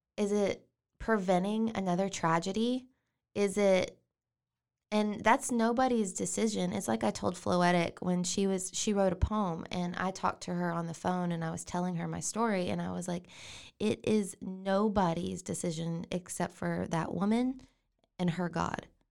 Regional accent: China Spring, Texas, United States; also born or lived in Waco, Texas; I was born here in Waco

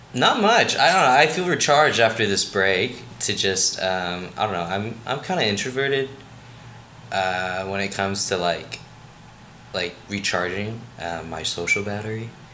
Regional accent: Rockville, Maryland, United States; moved away; I'm from Rockville, Maryland

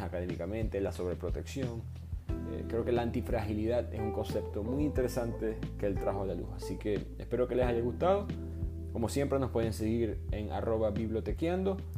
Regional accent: Maracaibo, Zulia, Venezuela; moved away; also born or lived in New York / Houston; yo soy de Maracaibo

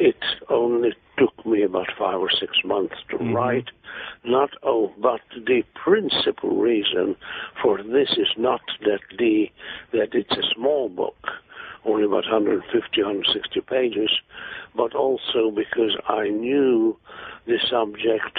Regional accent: Hungary; moved away as an adult; also born or lived in England; now in United States; My mother was very much of an Anglomaniac, sent me to school in England. Mm-hmm. I came back to Hungary, spent a war in Hungary

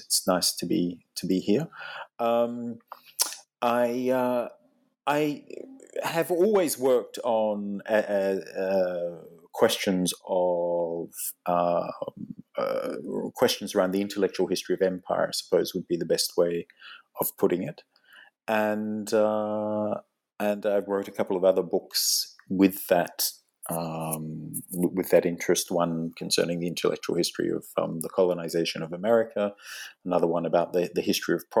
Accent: Australia; moved away as an adult; also born or lived in England; now in London, United Kingdom; I'm originally from Australia

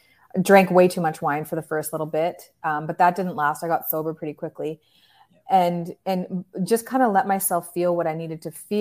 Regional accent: Canada; Well, I live in the most beautiful place in Canada. People flock here because it's God's country.

